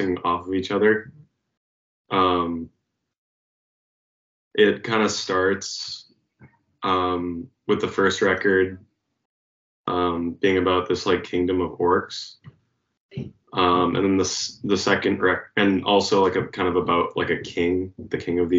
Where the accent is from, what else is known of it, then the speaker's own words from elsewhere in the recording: Pennsylvania, United States; now in Lowell, United States; I'm actually originally from Pennsylvania